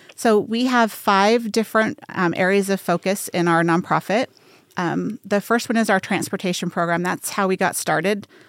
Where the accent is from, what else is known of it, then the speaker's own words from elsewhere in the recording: Salt Lake City, Utah, United States; now in Las Vegas, United States; I grew up in Salt Lake City, Utah, so I'm not super far from home, but I've lived here for thirty years.